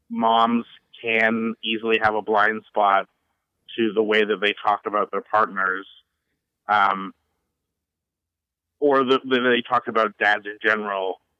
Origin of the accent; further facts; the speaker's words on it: Canada; but I'm Canadian, so it comes very